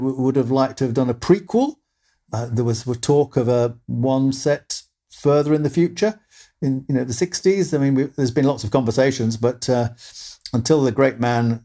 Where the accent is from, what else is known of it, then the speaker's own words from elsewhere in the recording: United Kingdom; also born or lived in Ireland; I'm actually Irish, but we moved to the UK when I was very small, as a baby.